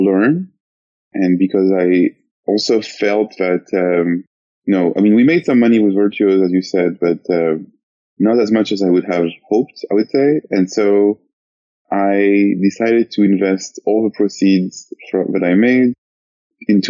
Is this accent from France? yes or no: yes; France; moved away as an adult; now in San Francisco, United States; I'm from France.